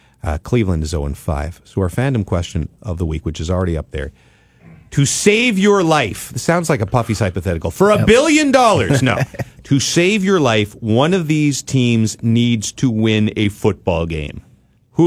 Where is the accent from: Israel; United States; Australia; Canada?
Canada; moved away; also born or lived in Ottawa, Ontario / British Columbia; I was raised in Ottawa and BC.